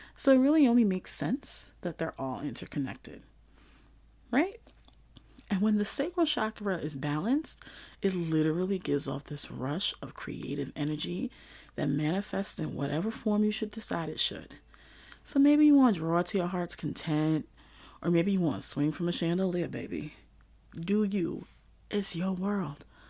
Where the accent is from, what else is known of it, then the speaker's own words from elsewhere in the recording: New York City, New York, United States; growing up in Flatbush, Brooklyn, going to school in Old Bushwick